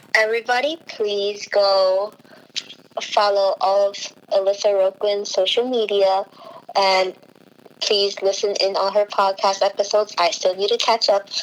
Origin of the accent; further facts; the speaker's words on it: United States; I was born here in the United States